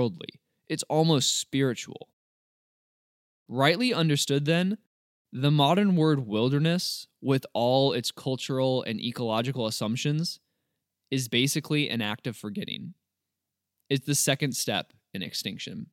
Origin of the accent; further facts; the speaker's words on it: Missouri, United States; my home state of Missouri